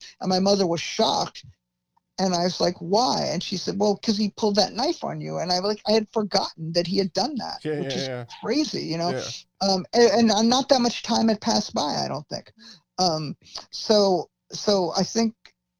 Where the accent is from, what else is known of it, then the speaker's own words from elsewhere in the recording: New York, United States; I'm from Manhattan, you know, and we don't drive